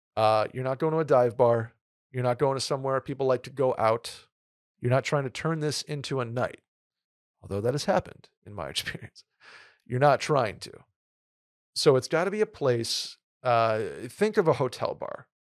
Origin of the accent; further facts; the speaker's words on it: New York, United States; also born or lived in Saratoga; now in Texas, United States; growing up in New York